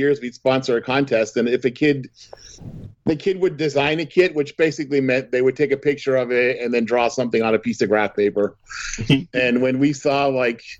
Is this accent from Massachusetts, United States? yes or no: yes; Massachusetts, United States; now in New Hampshire, United States; I'm from Massachusetts